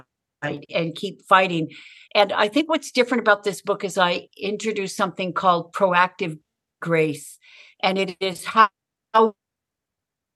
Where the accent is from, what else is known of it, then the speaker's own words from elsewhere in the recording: Southern California, United States; I grew up in Southern California